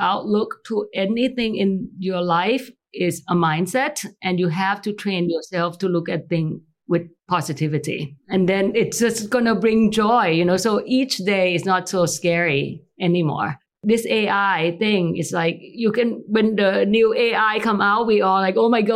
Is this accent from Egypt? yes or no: no; Thailand; moved away; growing up in Thailand